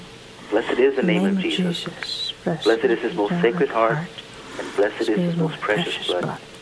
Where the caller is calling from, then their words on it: South Texas, United States; I'm calling from South Texas